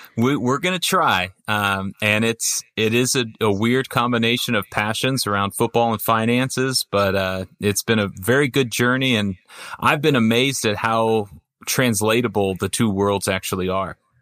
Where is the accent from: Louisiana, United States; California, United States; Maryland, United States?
California, United States; Orange County; I grew up in Orange County